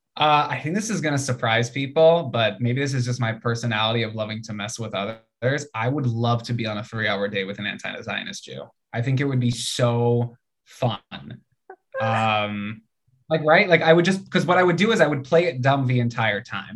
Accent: United States; being American

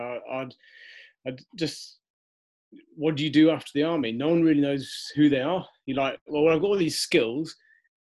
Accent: Wiltshire, South West England, United Kingdom; moved away; I was from Wiltshire. I think there's about 80 people live in the hamlet

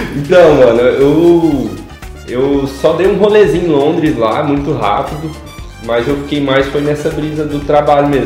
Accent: Rio Verde, Goiás, Brazil; nasci no Rio Verde, Goiás. E aí fui crescendo aí

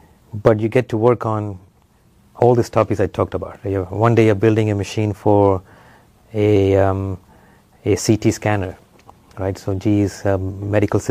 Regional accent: Nigeria; moved away as an adult; also born or lived in Sri Lanka / Ile-Ife, Nigeria; now in Urbana-Champaign, United States; I was born in Sri Lanka, but when I was young, the family moved to Nigeria, West Africa. So that's where I grew up, did my schooling

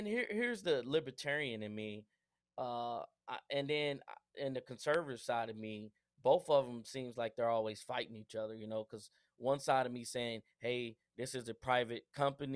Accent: Spencer, Oklahoma, United States; I grew up in Spencer, Oklahoma

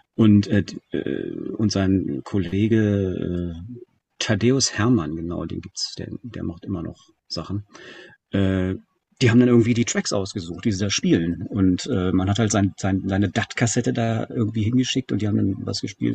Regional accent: Germany; als Deutscher

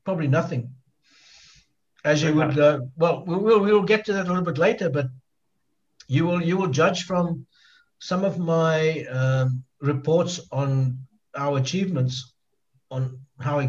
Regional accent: South Africa; also born or lived in East Kalimantan, Indonesia; now in Jakarta, Indonesia; I said, South Africa

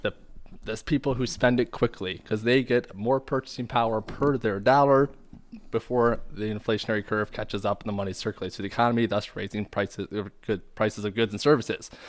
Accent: Michigan, United States; we're both from Michigan

